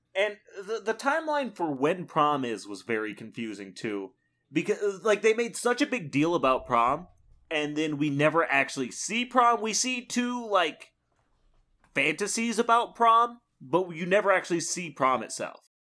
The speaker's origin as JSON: {"language": "English", "region": "Midwest", "country": "United States", "said": "as a Midwesterner"}